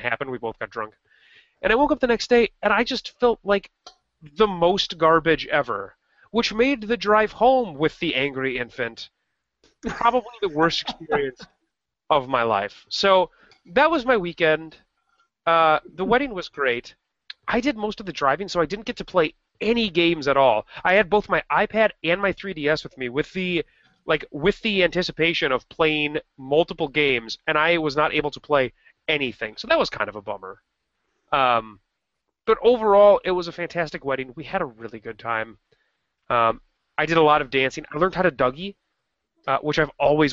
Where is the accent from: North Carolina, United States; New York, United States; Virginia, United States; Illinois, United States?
Illinois, United States; Rockford; moved away; Rockford, which is you and my hometown